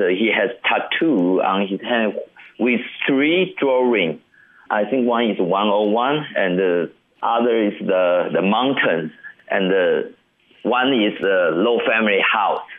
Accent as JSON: {"language": "English", "town": "Guanxi", "region": "Hsinchu County", "country": "Taiwan", "tie": "born or raised there", "also_born_or_lived": "Taipei", "second_language": "English", "moved": "as an adult", "said": "I quit my job in Taipei and come back to my hometown, Hsinchu Guanxi here"}